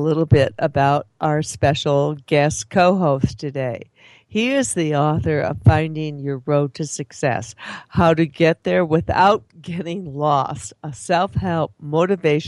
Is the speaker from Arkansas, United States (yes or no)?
no; Detroit, Michigan, United States; now in Arizona, United States; I grew up in Detroit, Michigan